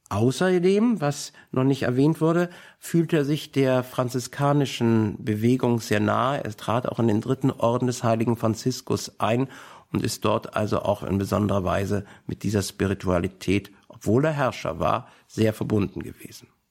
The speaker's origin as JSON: {"language": "German", "region": "Berlin", "country": "Germany", "said": "als Berliner"}